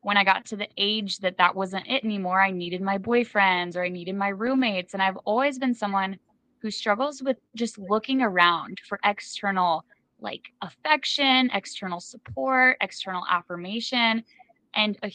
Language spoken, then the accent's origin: English; Midwest, United States; now in Death Valley, United States; a lot of Midwesterners, myself included, have like fled out west.